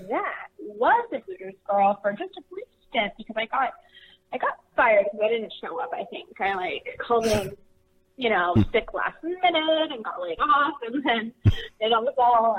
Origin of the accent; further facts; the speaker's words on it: Laguna Beach, California, United States; moved away; I grew up in Laguna Beach, California, and actually, ironically, I'm here right now.